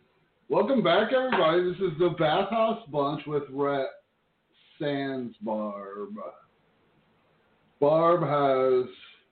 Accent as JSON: {"language": "English", "region": "Florida", "country": "United States", "tie": "born or raised there", "said": "I grew up in Florida, though."}